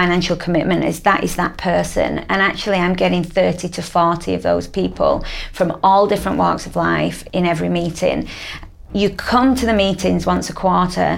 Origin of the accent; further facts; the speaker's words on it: Manchester, North West England, United Kingdom; I'm from Manchester.